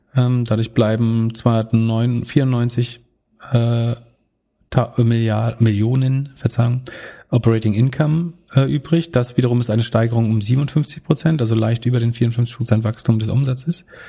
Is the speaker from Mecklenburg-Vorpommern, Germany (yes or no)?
yes; Mecklenburg-Vorpommern, Germany; in meiner Heimat